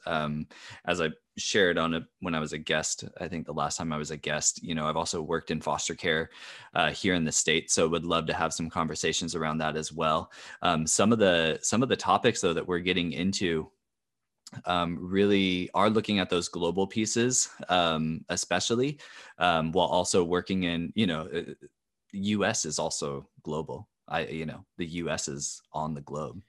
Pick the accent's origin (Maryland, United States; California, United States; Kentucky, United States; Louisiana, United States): California, United States; I'm from California